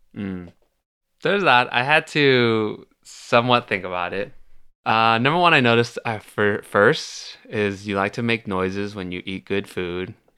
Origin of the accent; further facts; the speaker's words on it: Milpitas, California, United States; moved away as an adult; now in Los Angeles, United States; I've only recently started living in L A, and I grew up in the Bay Area